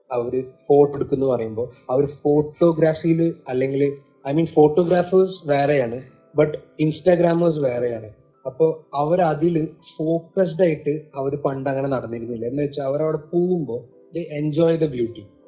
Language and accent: Malayalam; Oman; middle east Oman പിന്നെ നമ്മൾ അവിടെ ജനിച്ചു വളർന്ന